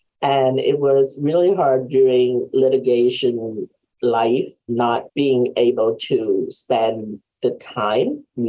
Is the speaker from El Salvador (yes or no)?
no; Hong Kong; English is a second language; now in United States; We're immigrants from Hong Kong. And so we left in the 1980s. And we came to the state not really speaking that much English.